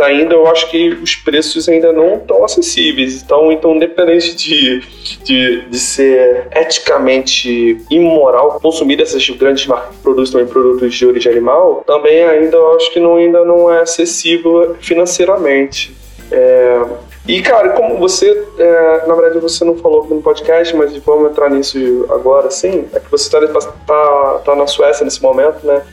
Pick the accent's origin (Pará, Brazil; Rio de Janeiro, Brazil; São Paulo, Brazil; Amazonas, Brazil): Rio de Janeiro, Brazil; sou da Zona Norte, mas um bairro bem pobre